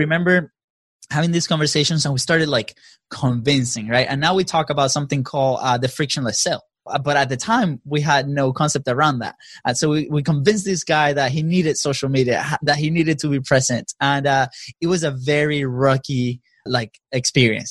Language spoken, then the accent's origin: English; Venezuela; now in United States; we're both from Venezuela